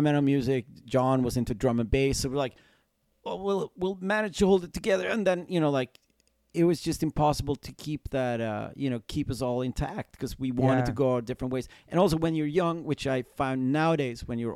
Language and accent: English; Sweden; we're a band from Sweden.